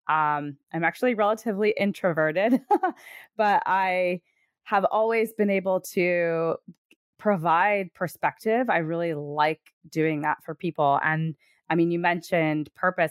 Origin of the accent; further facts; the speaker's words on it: Connecticut, United States; I'm from Connecticut.